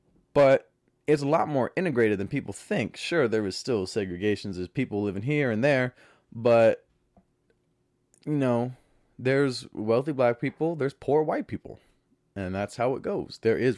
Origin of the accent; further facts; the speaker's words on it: the South, United States; one of the best things about growing up in the South is the food in the South.